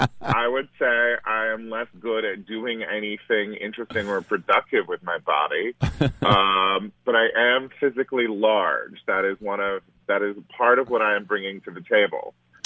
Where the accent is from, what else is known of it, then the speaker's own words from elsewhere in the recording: Yuba City, California, United States; It was extremely hot. It was extremely hot and very dusty, and there were lots of prunes and almonds around.